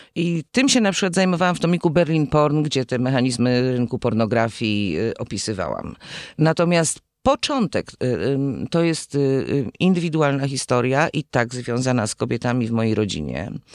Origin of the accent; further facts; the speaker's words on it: Gliwice, Silesian Voivodeship, Poland; moved away as an adult; now in Kraków, Poland; urodziłam się w Gliwicach i w Krakowie jestem no długo już. Przyjechałam tu na studia i, i zostałam